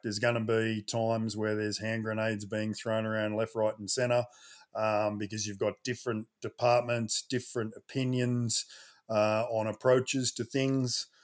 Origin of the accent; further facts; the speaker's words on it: Sydney, New South Wales, Australia; I'm a Westie. I grew up, uh, Southwest Sydney, Ingleburn